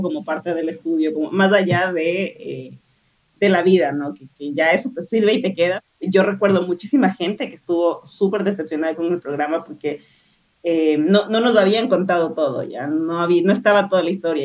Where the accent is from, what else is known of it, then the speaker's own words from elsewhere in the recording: Ecuador; moved away; soy de Ecuador